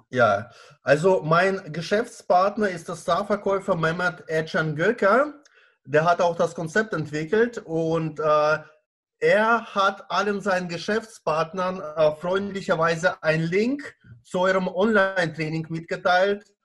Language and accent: German; Baden-Baden, Baden-Württemberg, Germany; Ich äh, bin aus Baden-Baden, äh, Kurstadt im Südwesten Deutschlands